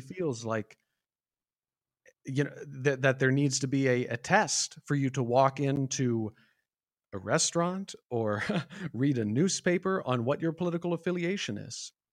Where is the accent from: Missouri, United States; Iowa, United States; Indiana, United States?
Iowa, United States; I'm born and raised in the Midwest from Iowa